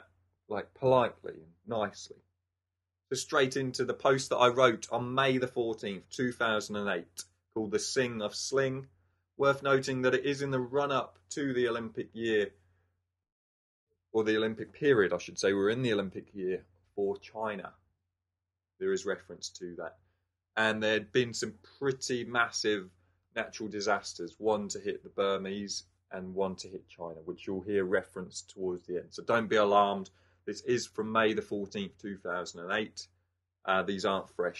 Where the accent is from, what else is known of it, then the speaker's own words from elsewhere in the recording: England, United Kingdom; moved away; being an Englishman